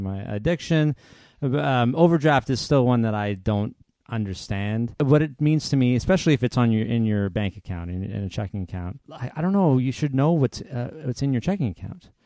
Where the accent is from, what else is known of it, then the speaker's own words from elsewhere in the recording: Canada; I'm Canadian